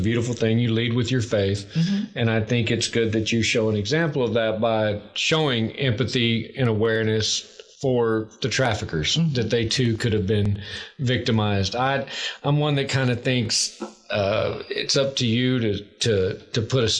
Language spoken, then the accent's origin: English; Western Louisiana, East Texas, United States; I'm from East Texas, Western Louisiana